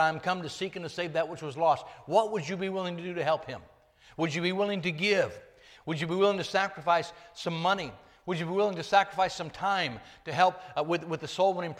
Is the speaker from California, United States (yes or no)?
yes; Northern California, United States; I dropped out of school in Northern California when I was 16